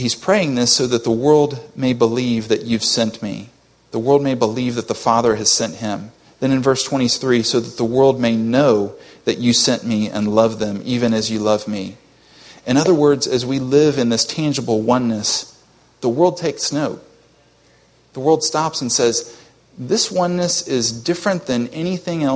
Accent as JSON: {"language": "English", "country": "United States", "said": "as an American"}